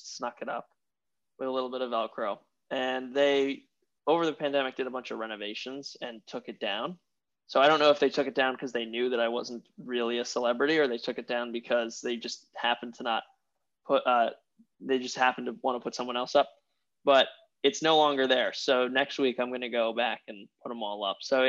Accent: upstate New York, United States; also born or lived in Queens, New York City; now in New York City, United States; I'm actually from upstate, but I've spent a lot of my formative years in the city. I was in Queens for a little while, and now I'm in the center of Manhattan

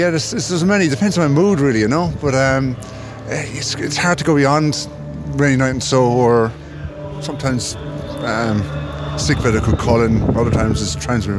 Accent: Limerick, Munster, Ireland; also born or lived in London; From Limerick.

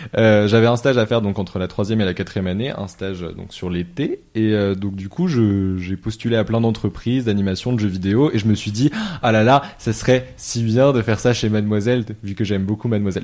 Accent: Lyon, Auvergne-Rhône-Alpes, France; je suis originaire de Lyon

